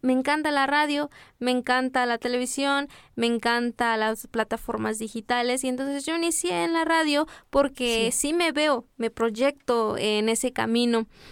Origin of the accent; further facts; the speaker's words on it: Las Margaritas, Chiapas, Mexico; como yo no soy de, de Comitán de Domínguez, yo soy de las Margaritas